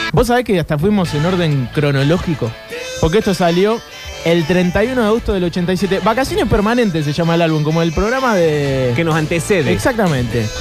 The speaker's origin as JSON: {"language": "Spanish", "country": "Argentina"}